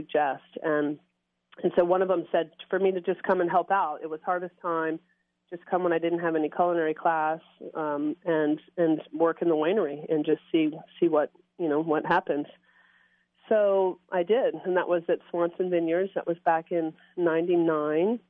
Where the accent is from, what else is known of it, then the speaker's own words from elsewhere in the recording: Norfolk, Virginia, United States; moved away as an adult; also born or lived in London / Australia / Burgundy; now in California, United States; born and raised in Norfolk, Virginia, went to school there and college in William & Mary